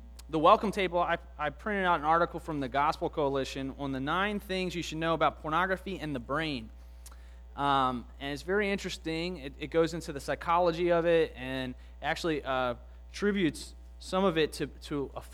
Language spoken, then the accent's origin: English; Baltimore County, Maryland, United States; I grew up in the area. I went to a church called Grace Fellowship Church up in Timonium, and I'm from the Baltimore County area